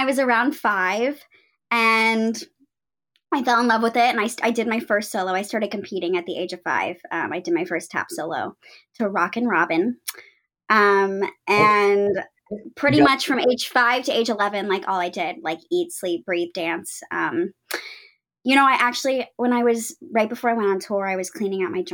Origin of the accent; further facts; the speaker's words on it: Houston, Texas, United States; moved away as an adult; also born or lived in New York; I'm from Houston, Texas, which is where I am now